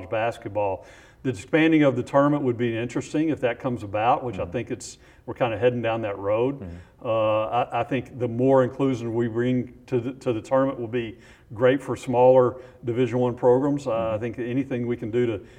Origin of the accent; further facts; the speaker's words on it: Houston, Texas, United States; I grew up in Houston